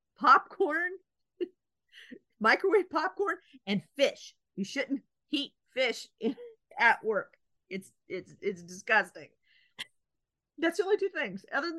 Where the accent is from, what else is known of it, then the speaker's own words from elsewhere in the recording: United States; It was kind of hard to read it as an American